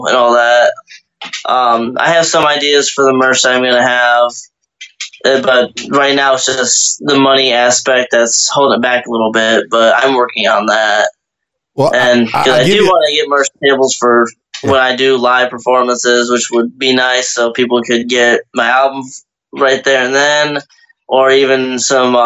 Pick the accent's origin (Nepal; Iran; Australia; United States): United States; Michigan; moved away; From where I'm from, Michigan